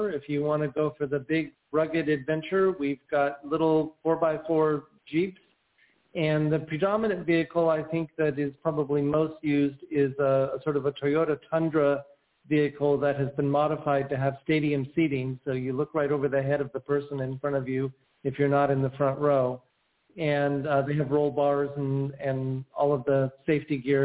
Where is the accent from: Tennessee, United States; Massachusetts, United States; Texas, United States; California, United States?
California, United States; Avalon; born or raised there